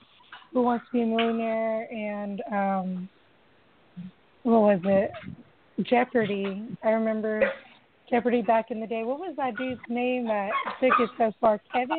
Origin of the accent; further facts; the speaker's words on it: Samoa; Well, growing up the way I did, especially like growing up in Samoa, we didn't really get a lot of television except for stuff like game shows.